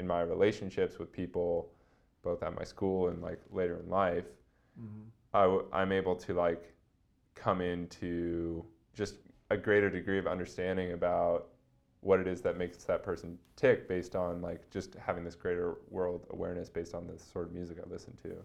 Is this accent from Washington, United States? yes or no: yes; Seattle, Washington, United States; I like grew up in a really comfortable existence in Seattle